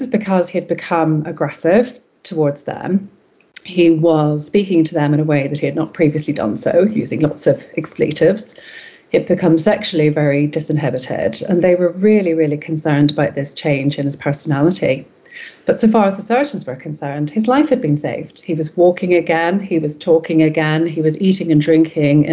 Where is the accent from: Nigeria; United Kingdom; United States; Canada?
United Kingdom; Belfast, Northern Ireland; moved away as an adult; now in North West England, United Kingdom; I was born and raised in Belfast in Northern Ireland